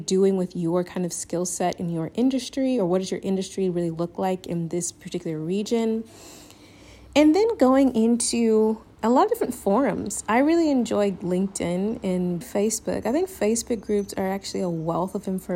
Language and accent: English; the South, United States; moved away as an adult; now in Spain; I'm Southern